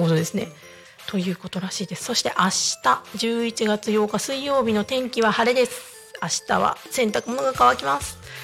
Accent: Niigata, Japan; now in Tako, Japan; 私まあ地元は新潟なんで

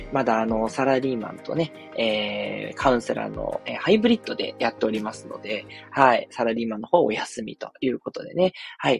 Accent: Tokyo, Japan; 私は東京出身なんですけど

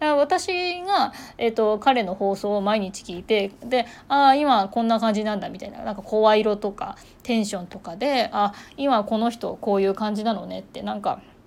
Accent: Ishikawa, Japan; now in Kochi, Japan; 私これ地元石川県

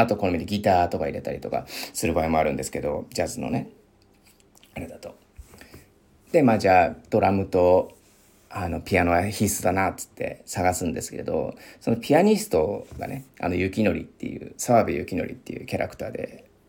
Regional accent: Miyagi, Japan; accent: Sendai dialect; moved away; 宮城出身で、もう仙台弁というか、まあ、出てくるまでは普通に使ってたというか、まあ、浴びて、あの、両親とかね、あの同級生とか、まあ先生とかのね、方言を浴びて育ってきた

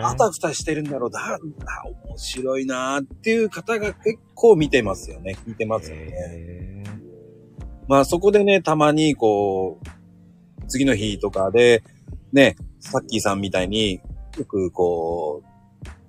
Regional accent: Kanagawa, Japan; 僕ね、神奈川なんですよ

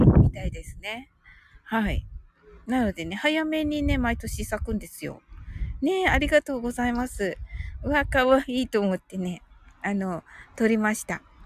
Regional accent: Kumamoto, Japan; 私ね、あの、熊本生まれなのでね

